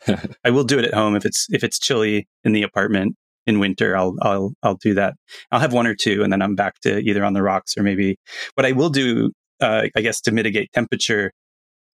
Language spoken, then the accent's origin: English; Florida, United States; I grew up in Florida in hot climates.